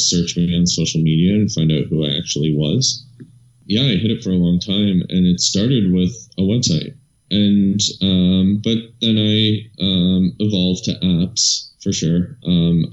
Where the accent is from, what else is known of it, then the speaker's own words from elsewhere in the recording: about 3.5-4 hours north of Toronto, Ontario, Canada; moved away as an adult; also born or lived in Europe; I'm from about 3.5-4 hours north of Toronto